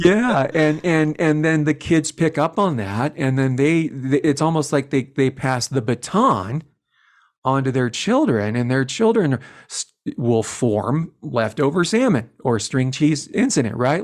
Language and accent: English; Longmont, Colorado, United States; also born or lived in Boulder; I grew up in Longmont